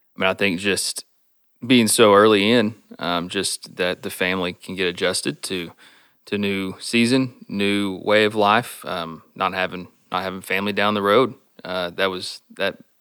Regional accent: Stephenville, Texas, United States; moved away as an adult; now in Iowa, United States; I was born and raised in Stephenville. Uh, grew up going to school there

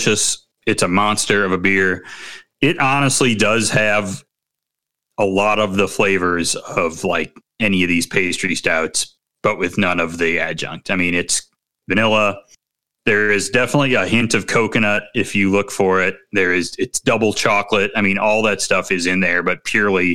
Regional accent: Midwest, United States; I'm from the Midwest, where we don't have any culture

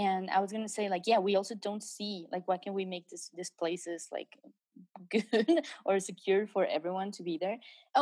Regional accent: Mexico; also born or lived in England

